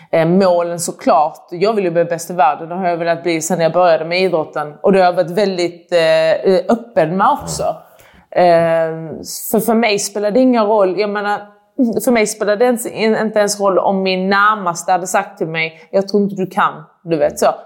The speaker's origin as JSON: {"language": "Swedish", "country": "Iran", "said": "Alltså jag är också iranier, liksom, att det är jätteviktigt att visa att man kan."}